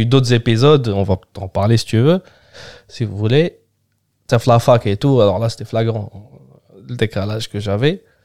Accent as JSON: {"language": "French", "country": "Algeria", "tie": "born or raised there", "also_born_or_lived": "Germany", "second_language": "French", "moved": "as an adult", "lives_now": "Paris, France", "said": "je suis né en Algérie les 3 4 premières années été en Algérie j'ai fait que 6 mois en Allemagne"}